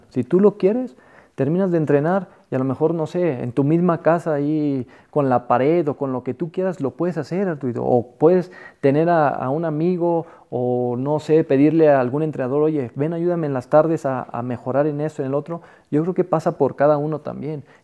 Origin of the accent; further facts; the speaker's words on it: Mexico; los jugadores que, que a mí me tocaron, nosotros como mexicanos